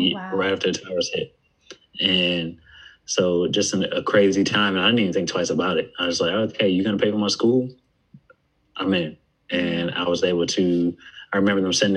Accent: Buffalo, New York, United States; moved away as an adult; also born or lived in West Virginia; I'm from Buffalo, New York, but I went to school at West Virginia University

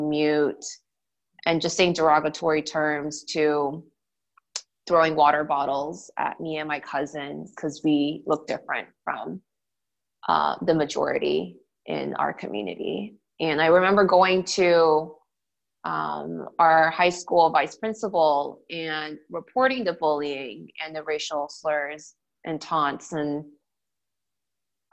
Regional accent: Gwinnett County, Georgia, United States; moved away as an adult; also born or lived in Boston / Washington, D.C.; I grew up in the suburbs of Georgia in what is called Gwinnett County

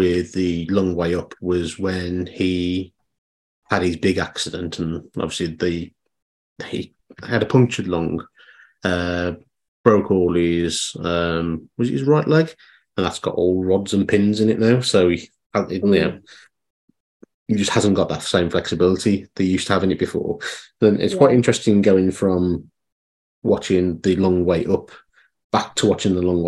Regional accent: Dudley, West Midlands, United Kingdom; moved away; I'm from Dudley originally

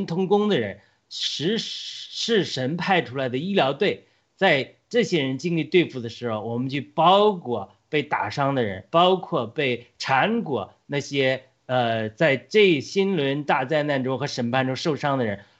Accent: United States; 或者说我们美国人现在要面临这个试炼来临的一个可能的原因

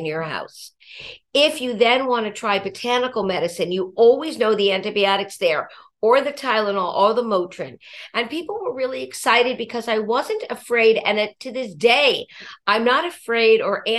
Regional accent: Los Angeles, California, United States; now in Brooklyn, United States; I was from Los Angeles, California, originally

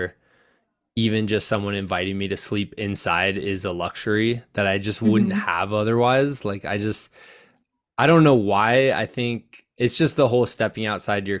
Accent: Midwest, United States; as a Midwesterner myself

